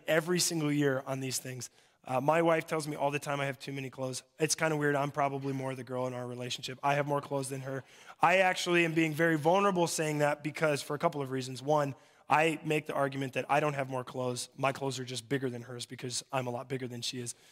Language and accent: English; Mobridge, South Dakota, United States; I'm from Mobridge